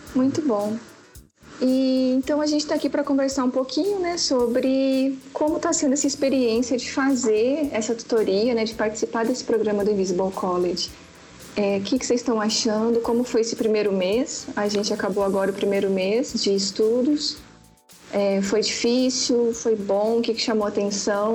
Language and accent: Portuguese; Paraná, Brazil; now in Belo Horizonte, Brazil; mas na verdade eu moro em BH, mas eu sou do Paraná. Estou é, aqui já há 14 anos